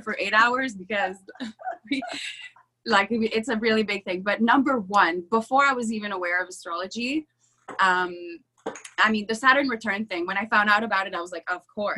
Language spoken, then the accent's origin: English; Canada; I was the French girl, by the way, I'm French Canadian, uh, at an English school, so I was the odd one out.